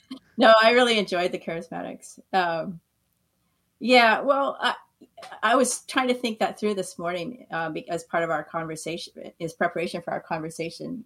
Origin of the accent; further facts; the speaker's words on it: Maine, United States; moved away as an adult; also born or lived in California / Santa Barbara, California; now in Florida, United States; I'm really from Maine, but my heart's been in California since I moved there in the mid 80s